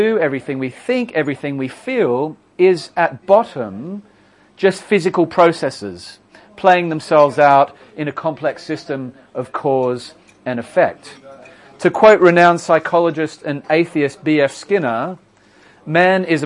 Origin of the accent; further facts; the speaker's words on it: Australia; I'm Australian, in case you're wondering what the accent is